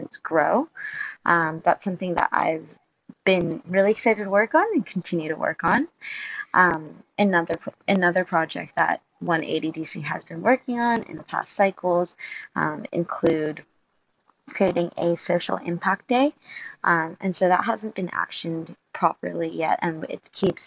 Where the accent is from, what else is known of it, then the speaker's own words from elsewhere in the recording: Hong Kong; moved away as an adult; now in Sydney, Australia; I'm originally from Hong Kong, but I moved to Sydney about 3 years ago to pursue my degree